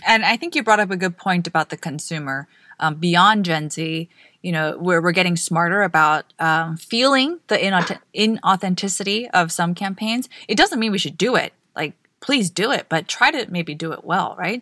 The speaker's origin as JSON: {"language": "English", "country": "Guam", "tie": "born or raised there", "said": "I grew up on Guam"}